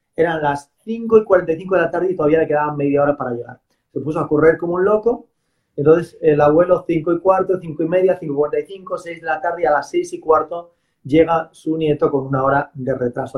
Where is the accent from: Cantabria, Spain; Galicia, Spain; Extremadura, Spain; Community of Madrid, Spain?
Galicia, Spain; que no soy vasco, soy gallego